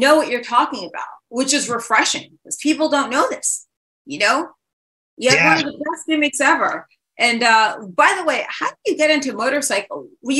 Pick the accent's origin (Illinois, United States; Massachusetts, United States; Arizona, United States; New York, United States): New York, United States; New York City; you growing up in Manhattan